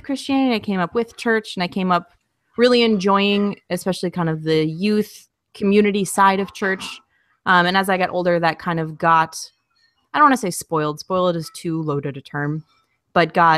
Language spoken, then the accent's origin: English; Minneapolis, Minnesota, United States; moved away as an adult; now in Austin, United States; I grew up in Minneapolis, specifically like Southeast Minneapolis